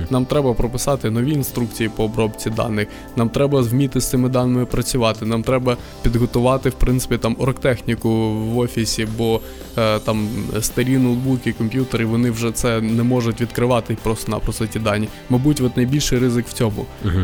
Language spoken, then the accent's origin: Ukrainian; Crimea, Ukraine; moved away as an adult; also born or lived in Kyiv, Ukraine; now in Lviv, Ukraine; Я сам з Криму